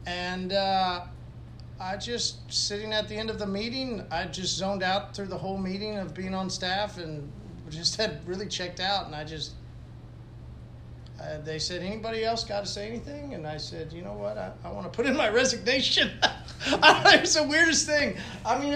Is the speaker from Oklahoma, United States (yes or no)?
yes; Tulsa, Oklahoma, United States; I grew up here in Tulsa